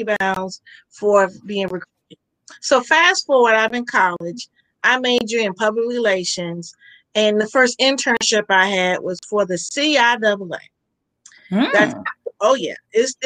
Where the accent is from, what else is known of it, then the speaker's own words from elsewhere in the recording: Sussex, Virginia, United States; I'm from Sussex, Virginia